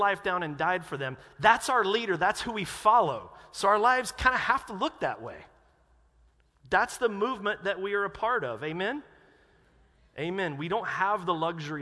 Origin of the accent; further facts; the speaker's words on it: North Carolina, United States; moved away; I grew up in North Carolina